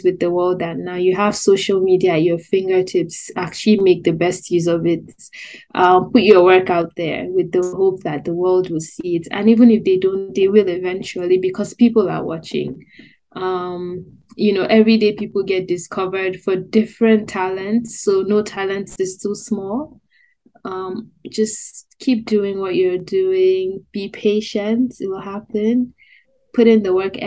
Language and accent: English; Nigeria; I'm also a young Nigerian